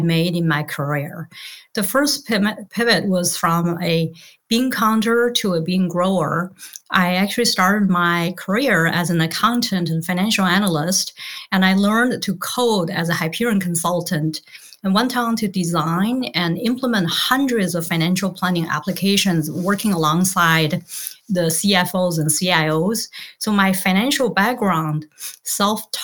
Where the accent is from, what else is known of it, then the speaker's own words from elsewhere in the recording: Beijing, China; moved away; also born or lived in Tianjin; I grew up in Tianjin. So that's a city 75 miles southeast of Beijing. That's the capital of China. And then I moved to Beijing as soon as I started elementary school